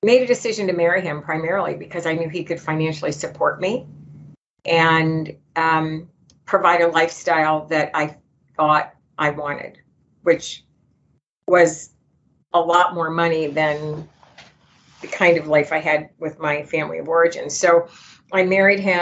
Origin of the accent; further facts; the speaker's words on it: Grosse Pointe, Michigan, United States; I grew up in Grosse Pointe, Michigan